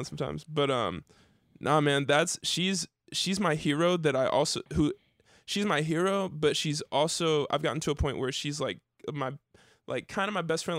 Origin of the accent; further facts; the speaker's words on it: Dayton, Ohio, United States; I grew up in Dayton